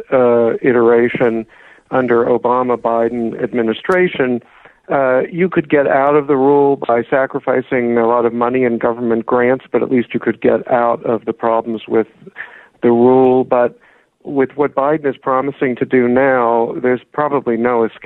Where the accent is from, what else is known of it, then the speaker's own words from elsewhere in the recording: Pittsburgh, Pennsylvania, United States; moved away; also born or lived in Mount Lebanon, Pennsylvania; I grew up in Squirrel Hill.